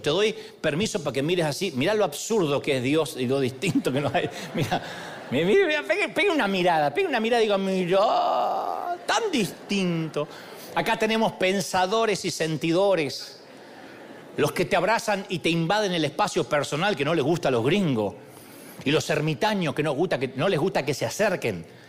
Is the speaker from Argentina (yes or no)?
yes; Argentina; soy argentino